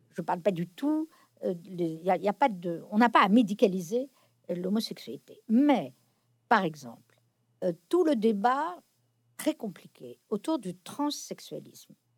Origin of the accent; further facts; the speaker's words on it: France; j'ai été élevée non pas dans la religion catholique, mais euh, dans la culture catholique dominante en France dans mon enfance